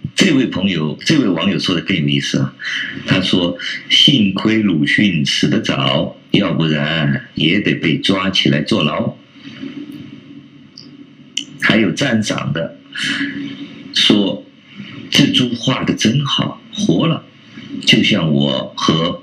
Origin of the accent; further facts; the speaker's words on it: China; 我们中国人现在的人呐